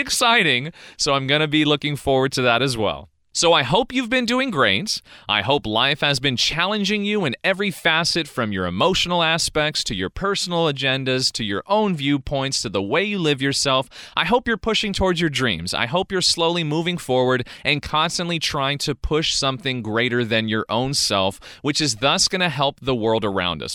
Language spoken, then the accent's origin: English; California, United States; I was born and raised in California